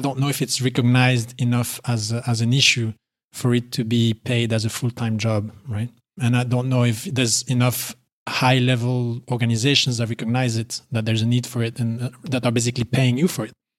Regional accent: Belgium; moved away as an adult; also born or lived in United Arab Emirates; now in Poland; I'm originally from Belgium, as you said, and I recently moved to Poland with my wife

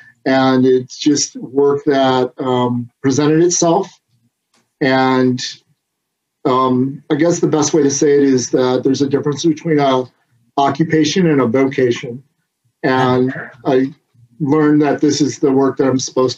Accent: Southwest Michigan, United States; now in California, United States; I grew up in Southwest Michigan

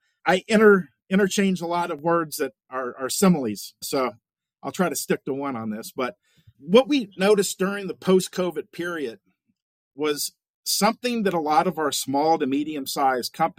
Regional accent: Central North Carolina, United States; moved away as an adult; also born or lived in Southern Illinois / Bozeman, Montana; I was born and raised in Central North Carolina

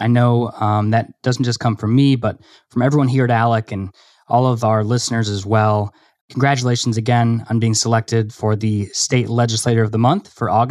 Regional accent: Michigan, United States; Michigan, my home state.

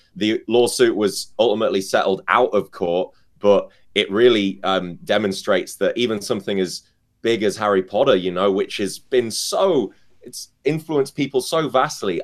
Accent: United Kingdom; I'm British

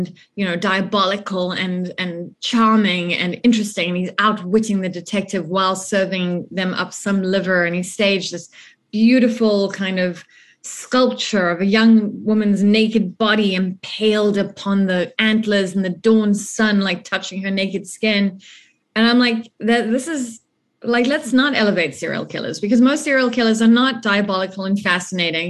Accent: South Africa; as a South African

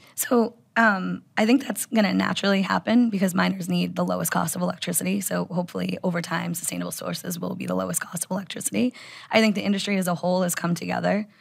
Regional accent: United States; I'm an American

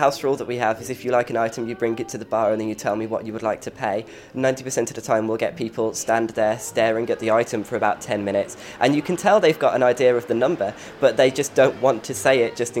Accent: Dudley, West Midlands, United Kingdom; moved away as an adult; Wait until I've had a few beers and then I sound like I'm from Dudley. About 8 years ago, went on holiday up here and phoned my mum on the holiday and then said, it's nice here, it's better than Dudley

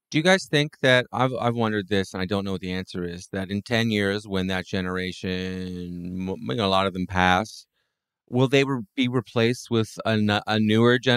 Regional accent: Canada; now in United States; I'm Canadian.

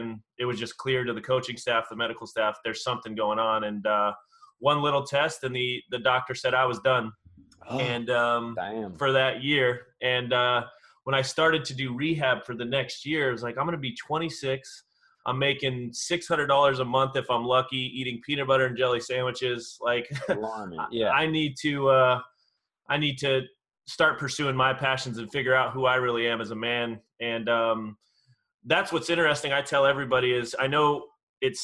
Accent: Southern California, United States; I'm born and raised in Southern California

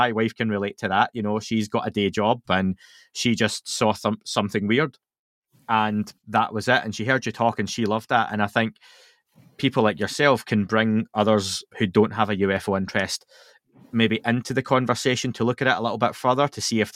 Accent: Scotland, United Kingdom; I'm Scottish

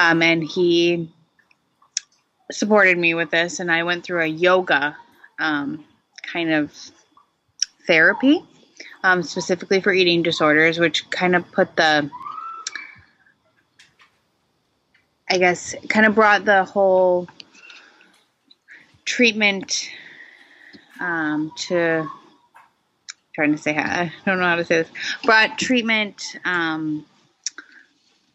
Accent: Michigan, United States; moved away as an adult; now in New Hampshire, United States; I grew up in Michigan originally, in a kind of small town. And now I live in New Hampshire

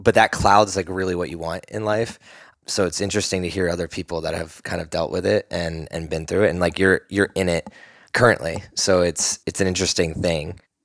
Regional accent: East Coast, United States; now in Austin, United States; I'm from the East Coast

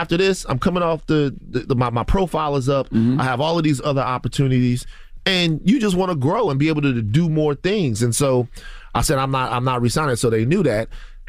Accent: Louisiana, United States; I'm from South Louisiana, and I watched a hurricane come through and devastate my community and devastate my relatives and family members.

